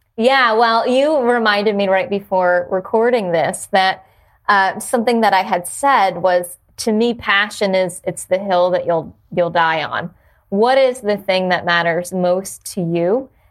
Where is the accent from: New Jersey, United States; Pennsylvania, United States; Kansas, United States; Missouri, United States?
New Jersey, United States; moved away; also born or lived in Jacksonville / Washington, D.C.; I grew up in New Jersey